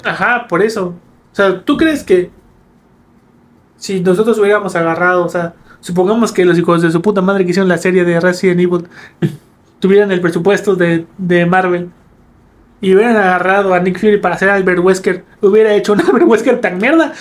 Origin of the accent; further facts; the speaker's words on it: Campeche, Mexico; crecimos en Campeche